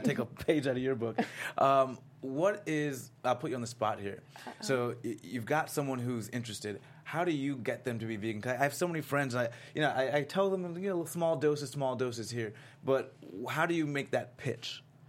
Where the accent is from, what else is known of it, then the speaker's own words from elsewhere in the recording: Florida, United States; I'm from Florida